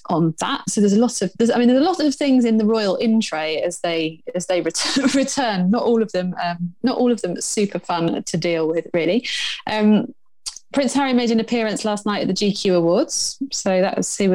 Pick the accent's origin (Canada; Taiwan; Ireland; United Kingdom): United Kingdom; England; I'm English